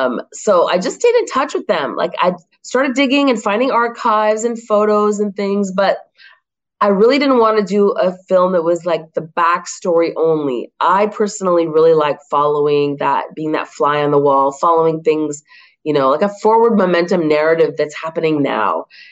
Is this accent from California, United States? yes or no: yes; California, United States; now in Montreal, Canada; We just drove from Montreal, where I live now. I'm from California, born and raised, but I live in Montreal.